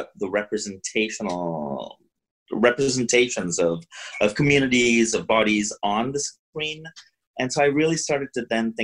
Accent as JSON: {"language": "English", "country": "India", "tie": "born or raised there", "also_born_or_lived": "Pittsburgh, United States", "moved": "as an adult", "lives_now": "United States", "said": "I grew up in India"}